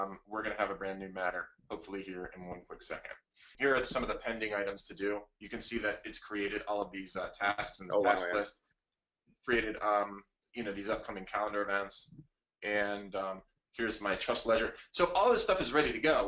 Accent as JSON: {"language": "English", "area": "Blair County", "region": "Pennsylvania", "country": "United States", "tie": "born or raised there", "said": "Blair County, which is the one I grew up with in Pennsylvania"}